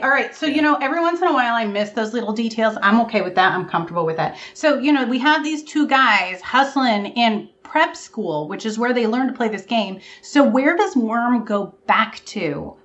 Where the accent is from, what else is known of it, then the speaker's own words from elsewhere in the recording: Vermont, United States; I'm from Vermont